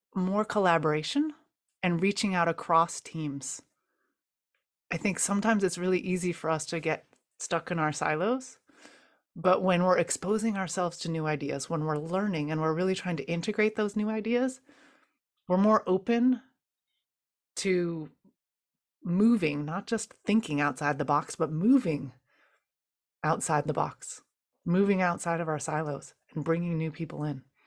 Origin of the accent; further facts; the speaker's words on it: United States; growing up in the United States